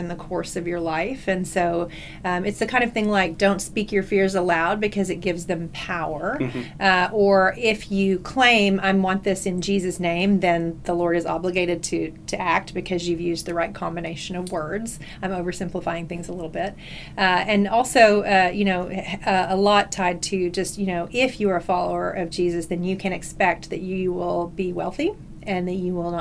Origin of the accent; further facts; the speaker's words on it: North Texas, United States; also born or lived in Alabama / Houston / Dallas; I was actually born in Alabama, but at this point, I've been here since I was 3 years old in Texas, so I think I need to claim that I am, in fact, a Texan, and was raised in Texas